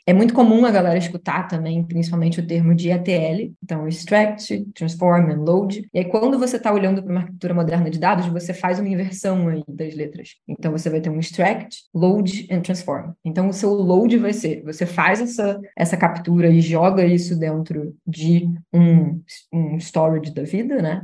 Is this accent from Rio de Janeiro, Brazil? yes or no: yes; Rio de Janeiro, Brazil; Eu sou do Rio